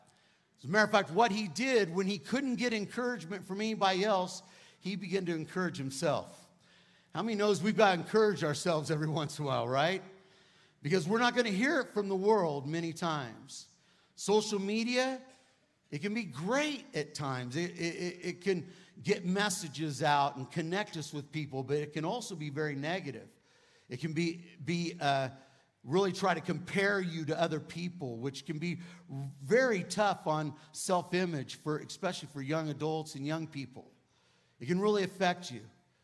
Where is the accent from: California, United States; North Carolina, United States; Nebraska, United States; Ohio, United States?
California, United States; accent: Cali-Texan; moved away as an adult; now in Texas, United States; I'm actually from California, but I've been at Lakewood for 20 years, so I call myself a Cali-Texan, right? It's like half and half, but I don't have the twang yet.